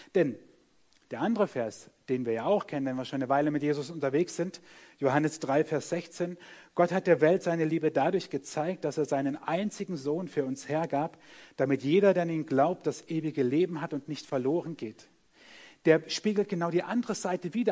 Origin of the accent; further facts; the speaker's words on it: Germany; wir sind Deutsche, wir sind auch noch an der Schweizer Grenze